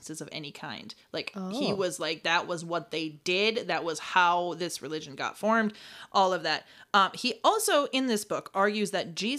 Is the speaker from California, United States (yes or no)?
no; Rhinelander, Wisconsin, United States; I was born in Rhinelander